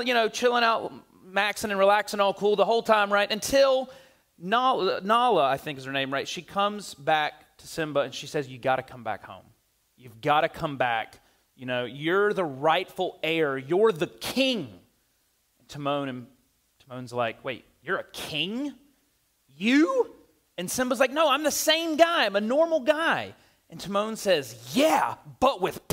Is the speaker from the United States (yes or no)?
yes; the South, United States; I'm from the South